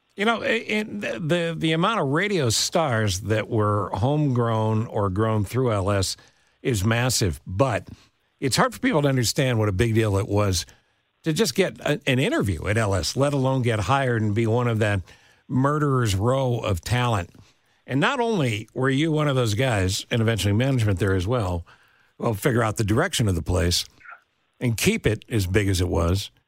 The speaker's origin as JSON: {"language": "English", "region": "upstate New York", "country": "United States", "tie": "born or raised there", "moved": "yes", "said": "I was a kid in upstate New York"}